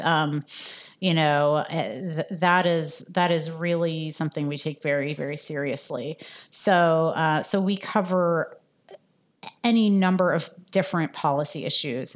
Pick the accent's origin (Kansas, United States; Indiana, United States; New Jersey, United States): New Jersey, United States; also born or lived in France; I grew up in New Jersey in the suburbs, but I was actually born in France